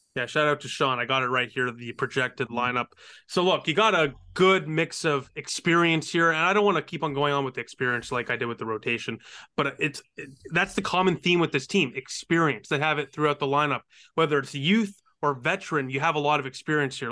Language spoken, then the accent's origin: English; Canada; I'm Canadian